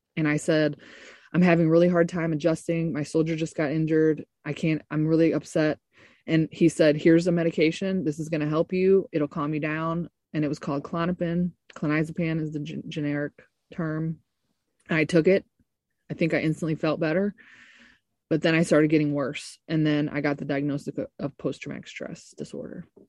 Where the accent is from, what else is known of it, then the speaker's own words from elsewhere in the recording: Ferguson, Missouri, United States; I was born in St. Louis, Missouri, in Ferguson, actually, the t- uh, little North County area of St. Louis.